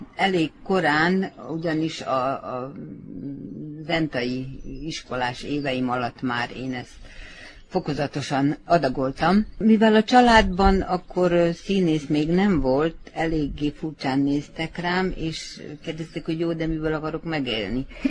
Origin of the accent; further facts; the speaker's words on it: Čoka, Vojvodina, Serbia; moved away; én echte csókai születésű vagyok